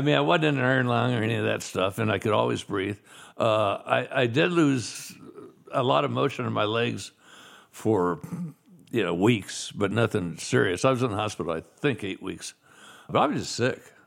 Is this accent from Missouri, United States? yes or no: yes; Kansas City, Missouri, United States; I was born in Kansas City, Missouri